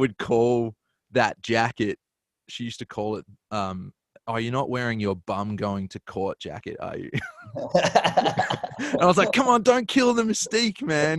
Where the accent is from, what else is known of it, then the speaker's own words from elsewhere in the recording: Melbourne, Victoria, Australia; Melbourne where I'm from.